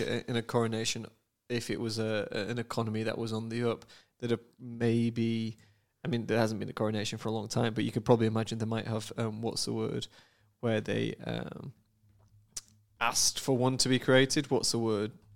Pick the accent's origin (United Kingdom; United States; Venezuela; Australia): United Kingdom; moved away; as a Brit